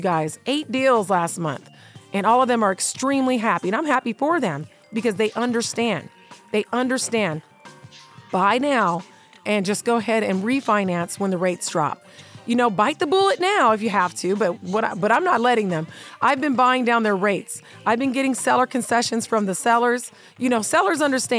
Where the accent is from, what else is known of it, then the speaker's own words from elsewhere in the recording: North Las Vegas, Nevada, United States; North Town where I grew up, went to Rancho